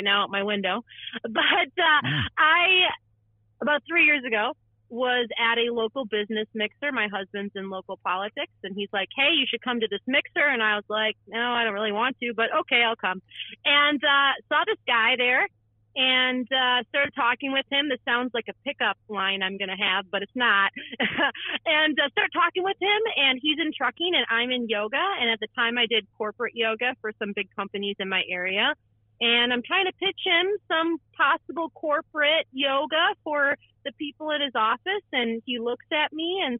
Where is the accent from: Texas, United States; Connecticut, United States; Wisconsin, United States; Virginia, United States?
Wisconsin, United States; born and raised Wisconsin. I'm a Wisconsinite through and through.